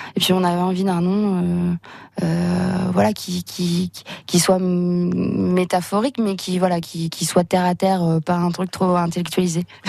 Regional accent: La Gacilly, Brittany, France; now in Sainte-Marie, France; je suis originaire de Lagacilly, mais du coup qui est, qui est vraiment pas loin

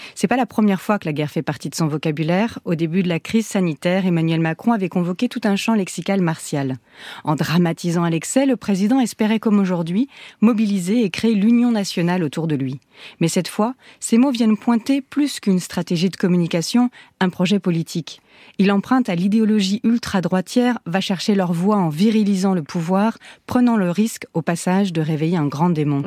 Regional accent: Lorraine, Grand Est, France; Je suis Lorraine

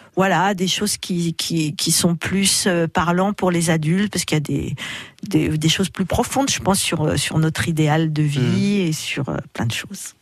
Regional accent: Chalon-sur-Saône, Bourgogne-Franche-Comté, France; une enfance euh, voilà classique en Bourgogne, à Chalon-sur-Saône

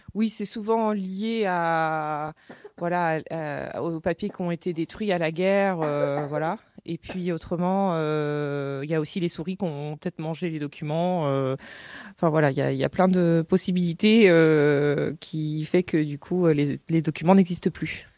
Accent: Cléguérec, Brittany, France; j'ai grandi à Cléguérec

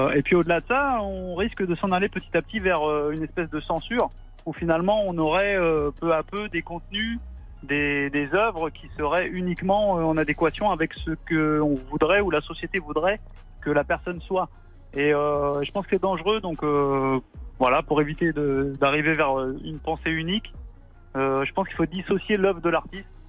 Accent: Rouen, Normandy, France; comme Jean, je viens de Rouen

